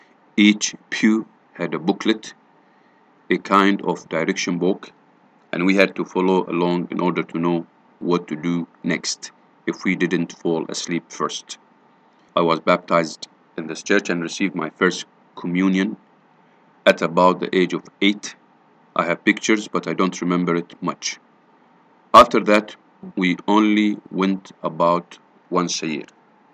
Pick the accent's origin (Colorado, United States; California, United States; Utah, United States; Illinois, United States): California, United States; San Anselmo; I was born in San Francisco, California, and raised in a Bay Area suburb. My small town, Anselmo, pop, about 14,000 last I checked, was a mostly white upper middle class Christian community.